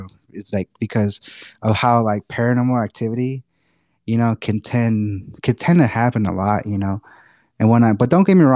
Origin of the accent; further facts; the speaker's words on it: Texas, United States; accent: Texan; being a native Texan